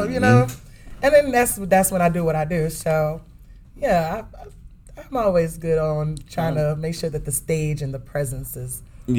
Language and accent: English; Dallas, Texas, United States; moved away; Okay, so Dallas, right? My hometown, Dallas Fort Worth.